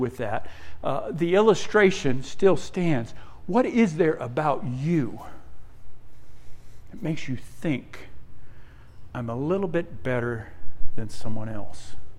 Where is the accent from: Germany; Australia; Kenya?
Australia; also born or lived in Netherlands (ancestry); now in United States; I was born in Australia, came to the U.S. in 1973